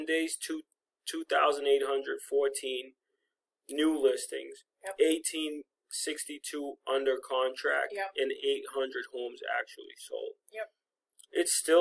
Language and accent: English; Massachusetts, United States; Michelle and I grew up in Massachusetts